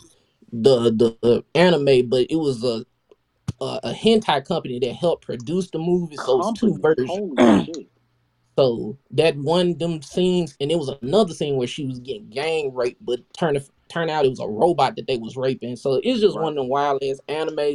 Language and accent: English; Memphis, Tennessee, United States; I'm from Memphis